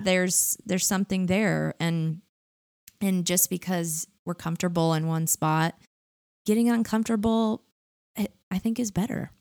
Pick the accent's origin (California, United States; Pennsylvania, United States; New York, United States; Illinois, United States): California, United States; Orange County; I live in California. I grew up in Orange County.